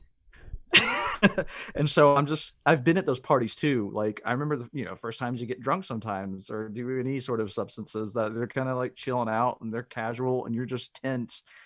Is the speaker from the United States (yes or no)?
yes; the South, United States; I grew up in the South